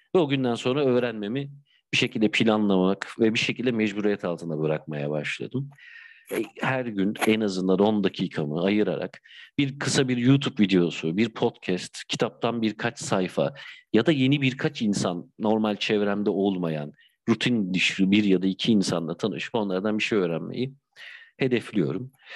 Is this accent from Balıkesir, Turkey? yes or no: yes; Bandırma, Balıkesir, Turkey; also born or lived in Bursa / Istanbul; now in Izmir, Turkey; Bandırma doğumluyum benim için önemli bir yer memleketim